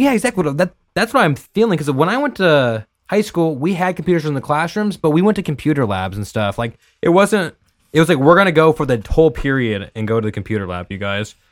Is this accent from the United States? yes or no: yes; Merced, California, United States; I've been born and raised in Merced